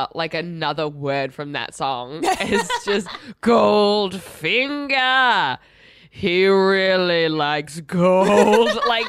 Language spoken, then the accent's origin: English; Australia; being Australian, we've all worn a wetsuit before.